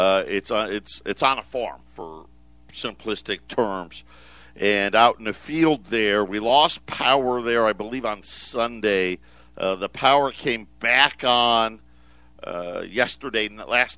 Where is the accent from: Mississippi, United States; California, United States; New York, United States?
New York, United States; Syracuse; moved away; I grew up in Syracuse